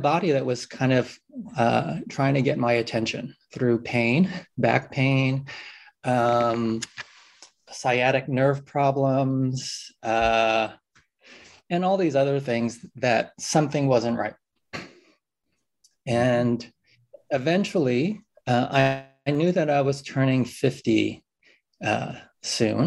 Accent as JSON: {"language": "English", "town": "New York City", "region": "New York", "country": "United States", "tie": "born or raised there", "said": "I grew up in New York City"}